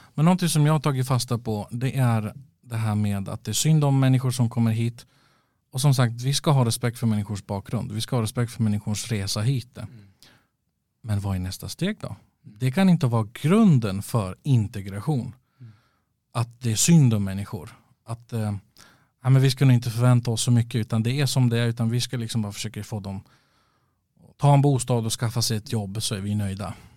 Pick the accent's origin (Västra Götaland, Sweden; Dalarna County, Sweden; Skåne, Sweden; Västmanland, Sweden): Västmanland, Sweden; Västerås; also born or lived in Stockholm; Västerås i mitt hjärta. Mm. Det, men det är jag uppväxt i alla fall